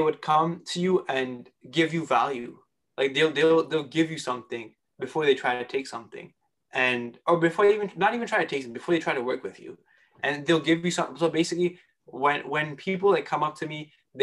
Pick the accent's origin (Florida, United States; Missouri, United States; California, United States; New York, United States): New York, United States; New York City; I was born and raised in Queens, New York